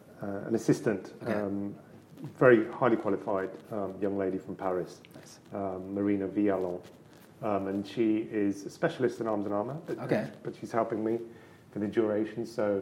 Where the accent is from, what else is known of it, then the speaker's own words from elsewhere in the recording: Birmingham, West Midlands, United Kingdom; accent: Birmingham; So I'm from the Midlands. So okay. I would have been brought up with a Birmingham accent, which is... I'm not going to try and do it. but we were from kind of South Birmingham, which is very different to the Black Country.